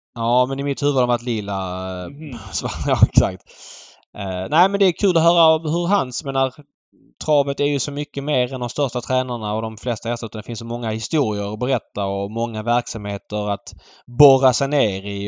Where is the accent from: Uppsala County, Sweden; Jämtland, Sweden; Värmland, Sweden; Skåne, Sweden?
Skåne, Sweden; Malmö; moved away; för mig som är född och uppvuxen i Malmö